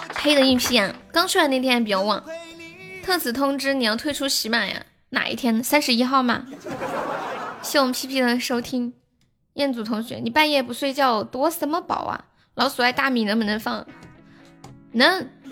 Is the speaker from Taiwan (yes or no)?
no; Longmen, China; 我们老家住的地方叫龙门镇